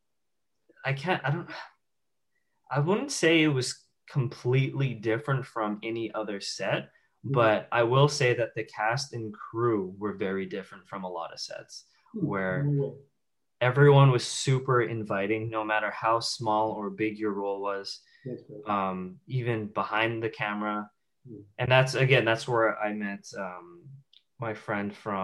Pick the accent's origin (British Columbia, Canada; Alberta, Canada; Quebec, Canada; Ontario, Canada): British Columbia, Canada; Vancouver; we're both from Vancouver.